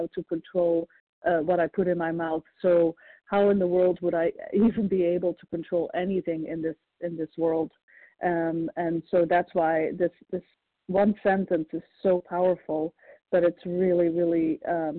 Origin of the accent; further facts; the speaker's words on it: Belgium; also born or lived in Florida; now in Ohio, United States; I'm originally from Belgium, living in Ohio, and currently in Florida